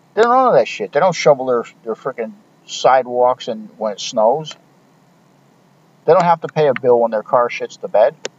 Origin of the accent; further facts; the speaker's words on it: United States; we as American citizens